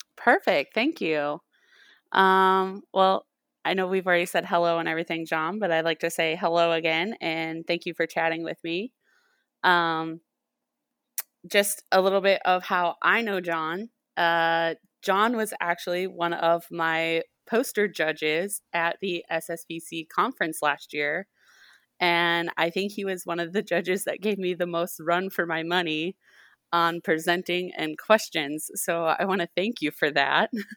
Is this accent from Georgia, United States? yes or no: no; Winnebago, Illinois, United States; moved away as an adult; also born or lived in Decatur, Illinois; now in Mississippi, United States; I'm originally from Winnebago, Illinois. Very small farming community, um, in, right on the Wisconsin, Illinois border. Um, and I went to high school there and grew up there most of my life